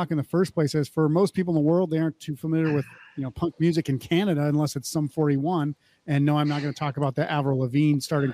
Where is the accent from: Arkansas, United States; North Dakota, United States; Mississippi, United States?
North Dakota, United States; I grew up in North Dakota